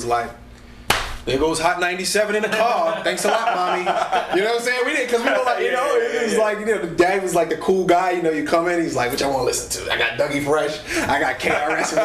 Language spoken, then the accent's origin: English; New York City, New York, United States; moved away; I grew up 134 in Guyon Brewer